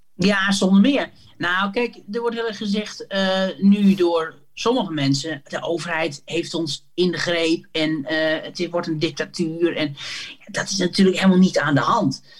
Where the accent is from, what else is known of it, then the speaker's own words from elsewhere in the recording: Sappemeer, Groningen, Netherlands; ik ben opgegroeid in Sappemeer